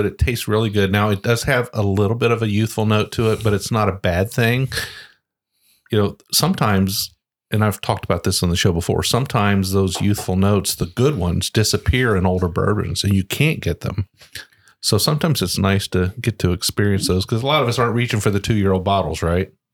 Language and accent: English; Ohio, United States; moved away; I grew up in Ohio